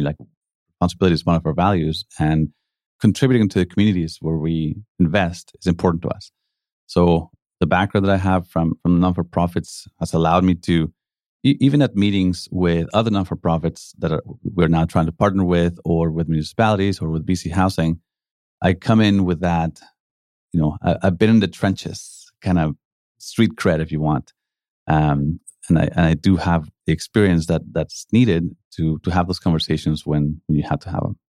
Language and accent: English; Mexico City, Mexico; moved away as an adult; also born or lived in Calgary, Canada / Spain; now in Vancouver, Canada; I grew up in Mexico, uh, came here to university